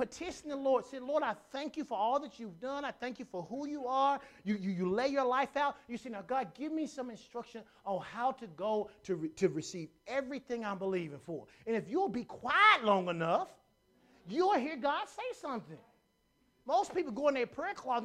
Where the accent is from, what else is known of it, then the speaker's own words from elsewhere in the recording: Conway, United States; I grew up in Conway